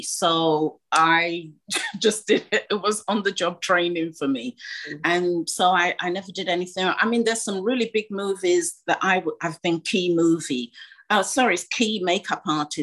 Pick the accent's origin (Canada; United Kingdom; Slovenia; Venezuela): United Kingdom; also born or lived in Ghana; just being British, we are taught very well to hide our emotions